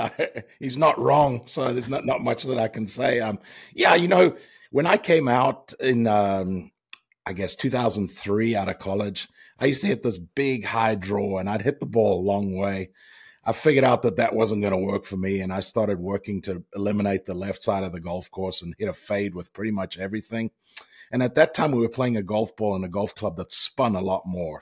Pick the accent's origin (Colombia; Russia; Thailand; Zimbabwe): Zimbabwe; moved away as an adult; also born or lived in Virginia Tech / Charlotte area; We grew up in, obviously, in Zimbabwe